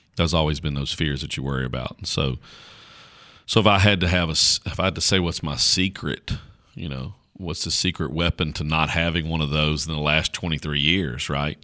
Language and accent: English; Caswell County, North Carolina, United States; accent: country; I talk like a, like a country bumpkin from Caswell County, North Carolina, 'cause I am a country bumpkin from Caswell County, North Carolina.